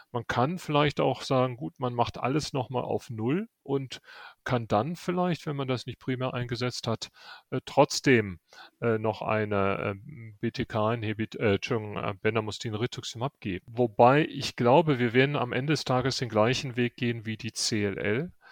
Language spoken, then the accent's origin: German; Rhineland, Germany; now in Munich, Germany; Als Rheinländer bin ich